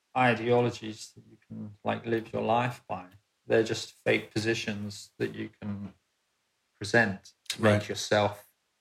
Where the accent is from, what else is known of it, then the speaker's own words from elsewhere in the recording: London, United Kingdom; when I was growing up in London, you know, in the 70s, in the black and white days, it's very tribal.